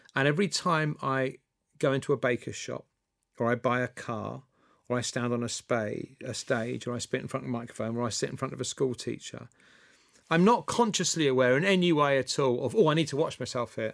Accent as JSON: {"language": "English", "region": "Scotland", "country": "United Kingdom", "also_born_or_lived": "Cincinnati", "moved": "as an adult", "said": "I'm as Scottish as a Scottish thing"}